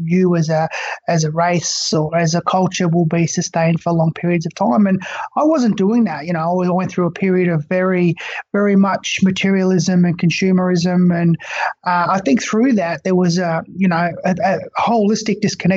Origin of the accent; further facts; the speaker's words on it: Far East Gippsland, Victoria, Australia; I grew up in Far East Gippsland of Victoria